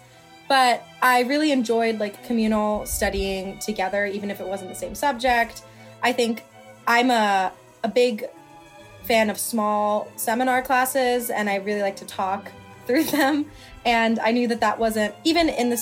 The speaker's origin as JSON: {"language": "English", "area": "outside of Philadelphia", "region": "Pennsylvania", "country": "United States", "said": "I'm from outside of Philadelphia, where I currently am"}